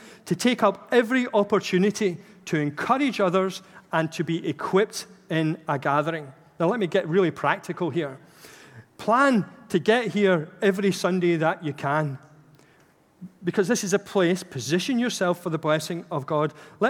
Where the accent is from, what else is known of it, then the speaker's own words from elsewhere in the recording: Glasgow, Scotland, United Kingdom; So for me, for example, being a Glaswegian is very much part of my identity. I was born there, and obviously I've lost the accent, but it's pretty much still very much at the core.